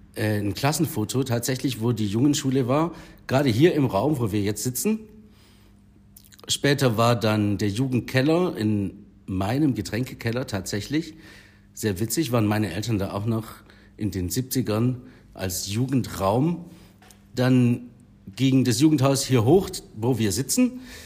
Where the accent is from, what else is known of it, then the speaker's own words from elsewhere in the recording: Herrenberg, Baden-Württemberg, Germany; Ich bin tatsächlich gebürtiger Herrenberger. Ich war in der Erhardstraße im Kindi, Pfalzgraf Rudolf Grundschule